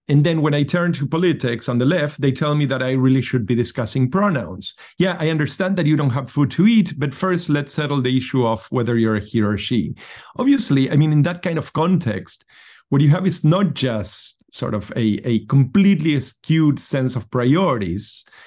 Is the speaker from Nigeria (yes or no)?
no; Argentina; I come from Argentina